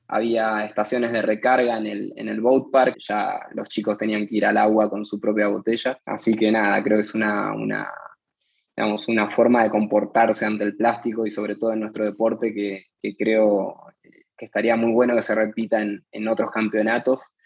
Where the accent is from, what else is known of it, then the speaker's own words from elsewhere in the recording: Argentina; como, argentino y, sudamericano